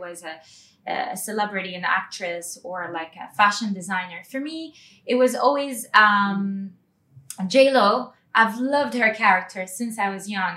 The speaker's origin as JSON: {"language": "English", "region": "Dubai", "country": "United Arab Emirates", "tie": "born or raised there", "said": "So um, Dubai is like uh, my hometown"}